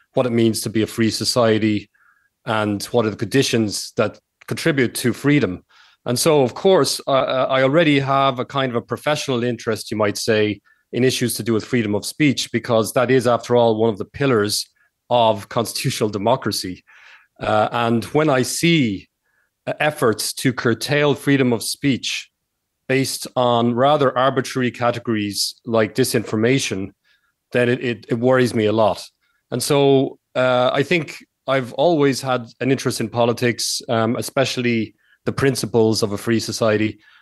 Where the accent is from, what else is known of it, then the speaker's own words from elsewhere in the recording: Ireland; moved away as an adult; also born or lived in United States / Spain; I, I grew up in Ireland, and I lived about twelve years in the United States.